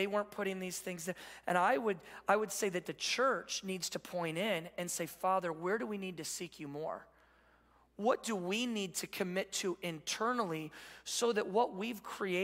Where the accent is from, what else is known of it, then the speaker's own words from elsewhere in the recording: Midwest, United States; now in California, United States; we're from the Midwest.